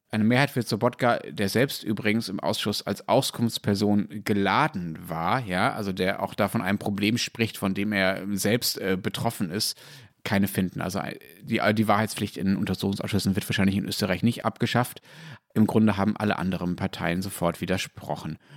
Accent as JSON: {"language": "German", "country": "Germany", "said": "als Deutscher"}